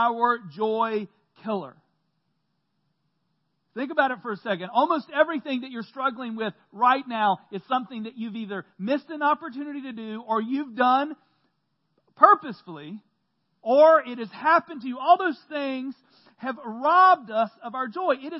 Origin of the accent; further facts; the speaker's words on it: Central North Carolina, United States; I grew up in Central North Carolina, going to church every Sunday